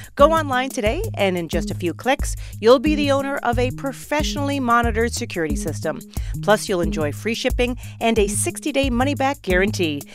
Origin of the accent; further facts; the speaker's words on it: Alberta, Canada; also born or lived in Toronto; now in United States; Growing up in Alberta